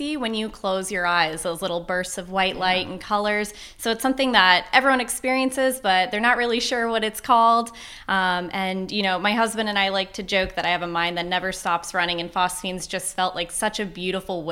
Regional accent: Fairfax, Virginia, United States; also born or lived in West Coast; now in Fredericksburg, United States; I grew up in Northern Virginia, just about an hour north in Fairfax

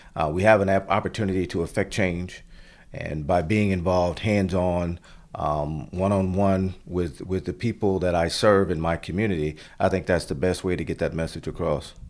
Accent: Florida, United States; moved away as an adult; now in Stafford, Virginia, United States; as a family growing up in Florida

